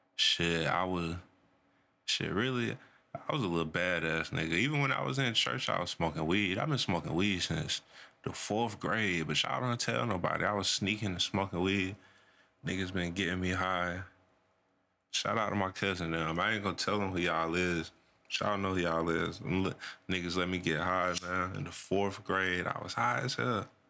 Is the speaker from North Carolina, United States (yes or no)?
yes; North Carolina, United States; I'm from Carolina, man. North Carolina